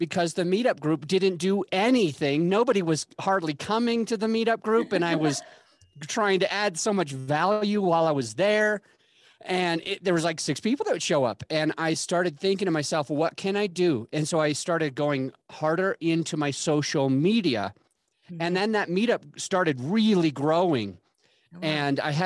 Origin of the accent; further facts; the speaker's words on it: Utah, United States; moved away as an adult; also born or lived in Florida / Denver; I grew up in Utah.